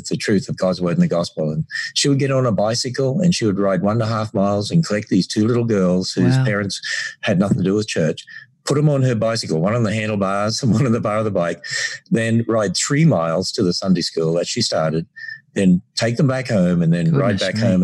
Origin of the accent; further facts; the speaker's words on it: North Queensland, Australia; accent: Australian; moved away as an adult; now in Cincinnati, United States; As we grew up in North Queensland, you know, my father was a teacher and got transferred every 3 years